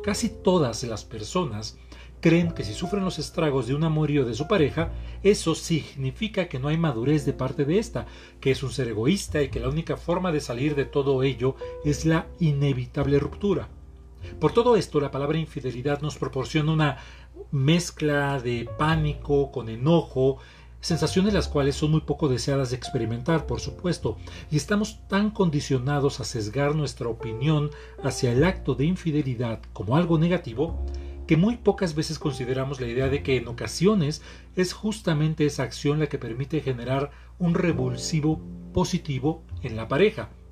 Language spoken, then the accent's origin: Spanish; Mexico; Soy terapeuta mexicano